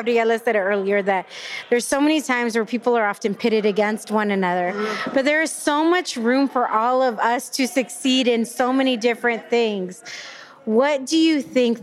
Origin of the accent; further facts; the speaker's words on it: Panama; now in United States; I'm from Panama